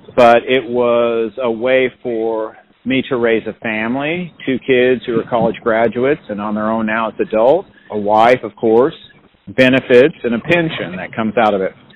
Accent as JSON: {"language": "English", "town": "Paola", "region": "Kansas", "country": "United States", "tie": "born or raised there", "also_born_or_lived": "Olathe, Kansas", "said": "I grew up in Paola, Kansas"}